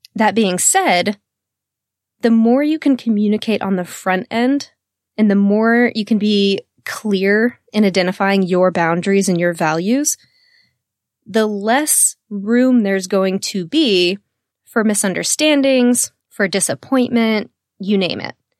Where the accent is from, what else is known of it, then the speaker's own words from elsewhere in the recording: Texas, United States; I'm born and raised in the South, in Texas